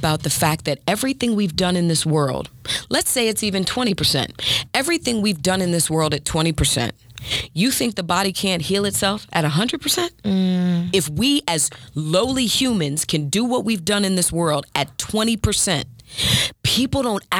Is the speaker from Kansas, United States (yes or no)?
no; Maryland, United States; I'm from Maryland.